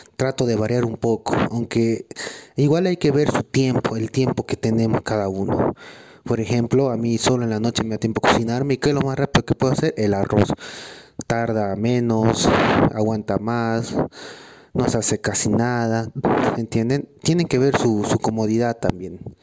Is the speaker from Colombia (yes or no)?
no; Bolivia; Soy competidor boliviano